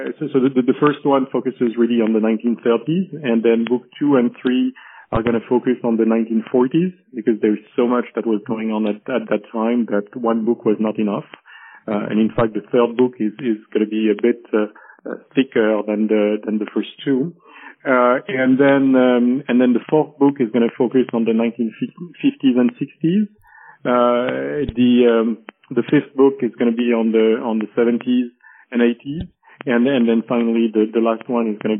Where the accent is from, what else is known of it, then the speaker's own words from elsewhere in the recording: Paris, Île-de-France, France; also born or lived in Geneva, Switzerland; I was born and raised in Paris